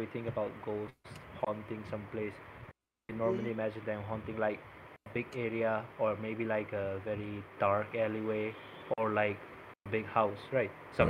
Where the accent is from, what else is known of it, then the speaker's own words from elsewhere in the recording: Manipur, India; moved away as an adult; now in Bangalore, India; back in Manipur, back in my home state.